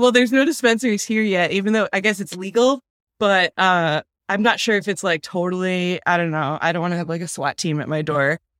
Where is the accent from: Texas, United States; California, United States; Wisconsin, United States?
Wisconsin, United States; also born or lived in Philadelphia, Pennsylvania / Burlington, Vermont; now in Kingston, New York, United States; I'm from Wisconsin originally, and everything there is, like, a lot newer